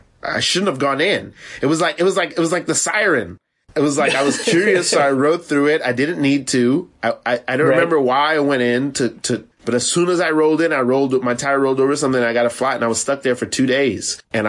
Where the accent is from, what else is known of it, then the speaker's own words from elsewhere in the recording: Florida, United States; also born or lived in Savannah, Georgia; now in New York, United States; I'm from Florida, and I went to school in Savannah. Like, I spent a lot of time in the South.